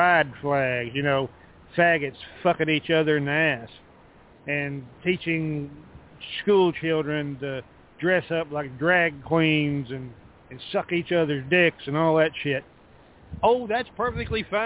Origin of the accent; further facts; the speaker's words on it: Texas, United States; I'm from the South, Texas, right here where I sit